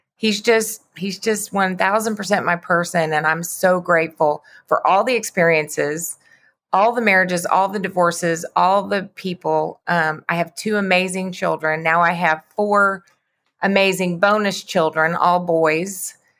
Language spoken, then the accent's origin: English; Lubbock, Texas, United States; moved away as an adult; also born or lived in Austin; now in Dallas, United States; I grew up in Lubbock